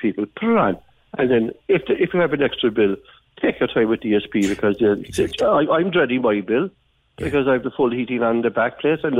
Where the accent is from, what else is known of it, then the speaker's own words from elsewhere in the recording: Ballincollig, Munster, Ireland; growing up in Ballincollig